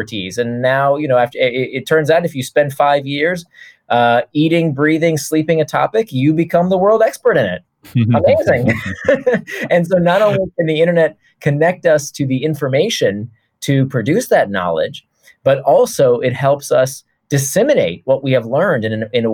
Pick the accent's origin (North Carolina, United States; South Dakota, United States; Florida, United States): Florida, United States; Orlando; moved away; I choose not to live there anymore. Nothing against Orlando. But, you know, when you grow up there